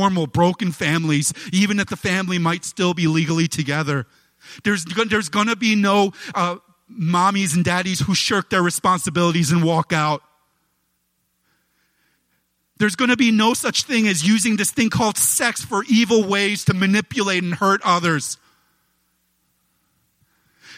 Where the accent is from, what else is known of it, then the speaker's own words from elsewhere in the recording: United States; I'm an American and I love church.